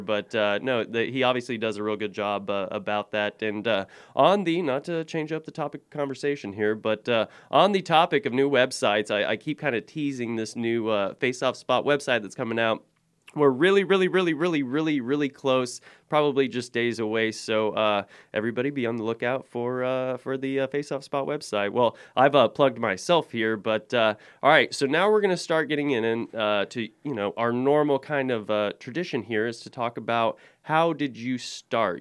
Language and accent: English; Oklahoma, United States; moved away; I grew up in Oklahoma